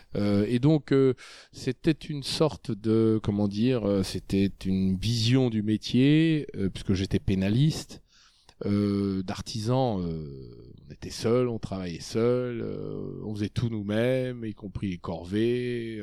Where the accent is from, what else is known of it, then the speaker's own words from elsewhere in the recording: Clamecy, Bourgogne-Franche-Comté, France; moved away as an adult; also born or lived in Dijon / Saône-et-Loire; now in Paris, France; je suis né en 1962 à Clamcy dans la Nièvre. Euh, j'ai commencé ma vie dans une région rurale. J'ai été dans un lycée euh, rural et j'ai été à la faculté de droit de Dijon